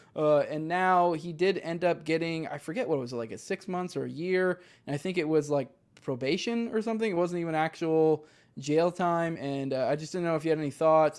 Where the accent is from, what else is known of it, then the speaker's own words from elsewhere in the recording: Northeast, United States; I grew up in the Northeast